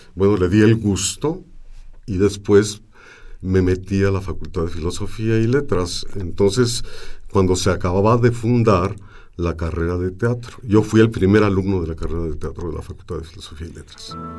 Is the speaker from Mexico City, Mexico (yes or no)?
yes; Mexico City, Mexico; Nací en Santa María la Ribera, en la calle del Álamo, que hoy se llama Mariano Azuela. Y entonces este, crecí entre eh, las gentes del barrio